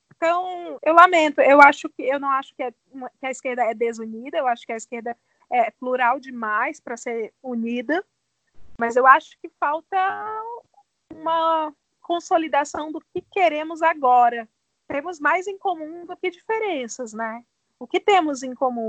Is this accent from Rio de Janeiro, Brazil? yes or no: no; Ceará, Brazil; now in São Paulo, Brazil; Também sou cearense